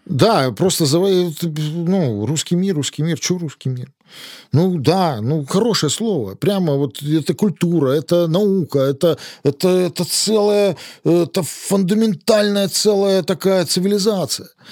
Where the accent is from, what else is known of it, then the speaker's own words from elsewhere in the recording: Lithuania; moved away; я родился в Советском Союзе, в Литве